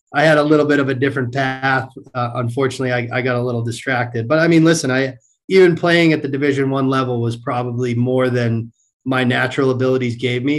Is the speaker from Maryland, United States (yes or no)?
no; Marlborough, Massachusetts, United States; I grew up in central Massachusetts